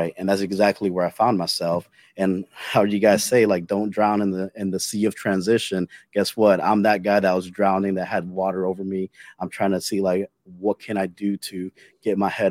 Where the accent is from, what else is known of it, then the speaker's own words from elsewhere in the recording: Jacksonville, Florida, United States; moved away as an adult; I'm originally from the Jacksonville area, so I knew I wanted to go back home